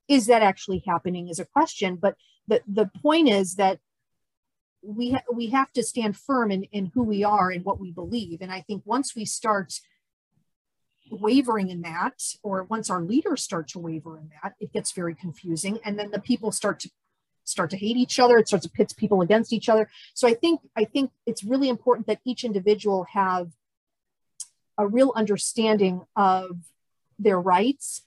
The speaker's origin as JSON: {"language": "English", "country": "United States", "said": "as an American"}